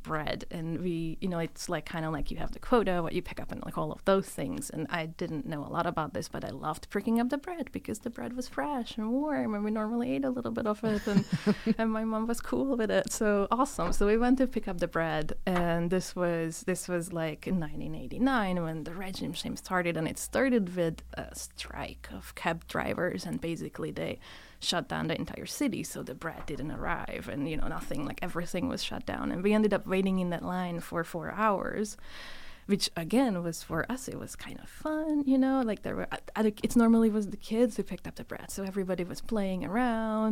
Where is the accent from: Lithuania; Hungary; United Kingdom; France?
Hungary; Budapest; now in United States; So I was born in 83 in Hungary, in Budapest. I was born in the inner city, but eventually we moved out a little bit on the outskirts of the city